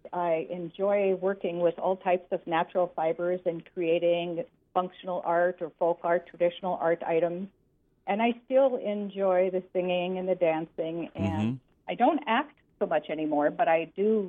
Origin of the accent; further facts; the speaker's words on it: Greenbush, Minnesota, United States; I grew up on a farm by Greenbush.